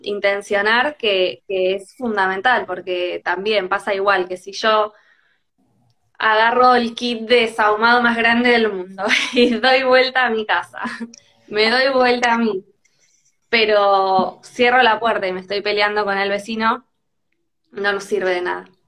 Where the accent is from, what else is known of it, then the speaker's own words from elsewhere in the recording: Tandil, Buenos Aires Province, Argentina; yo soy de Tandil